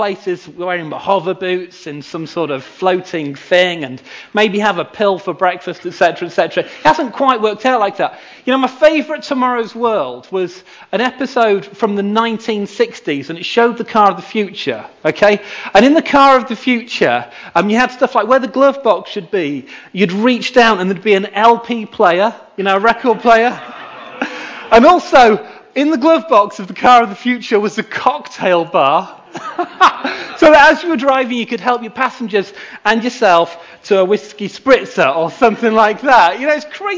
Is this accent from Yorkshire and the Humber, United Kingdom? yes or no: yes; Knaresborough, Yorkshire and the Humber, United Kingdom; moved away; I grew up near here in Knaresborough